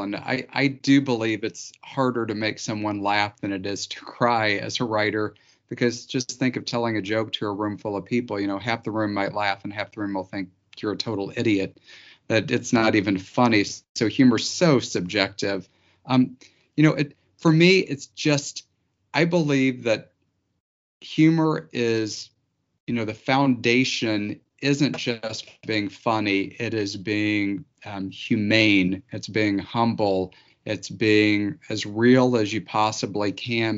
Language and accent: English; Missouri Ozarks, United States; I grew up in the Missouri Ozarks